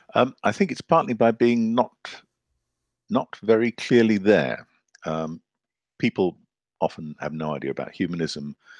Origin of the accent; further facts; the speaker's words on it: Zambia; moved away; also born or lived in Zimbabwe / Scotland / London; I grew up in Zambia